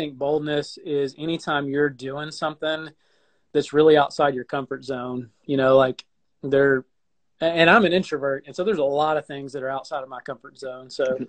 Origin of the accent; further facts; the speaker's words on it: Alabama, United States; also born or lived in Arkansas; now in Sarasota, United States; We went out to Arkansas, which is where I'm sort of from. I'm from Alabama and Arkansas, I guess you'd say.